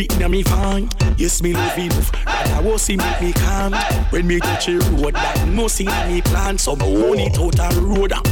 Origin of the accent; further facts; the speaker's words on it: Jamaica; I'm a Jamaican, I am a Jamaican, flow Jamaican, I am a Jamaican